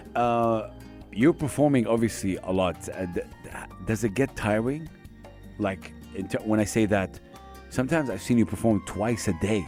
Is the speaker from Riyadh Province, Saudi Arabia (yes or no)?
no; Jeddah, Makkah Province, Saudi Arabia; now in United Arab Emirates; my hometown, Jeddah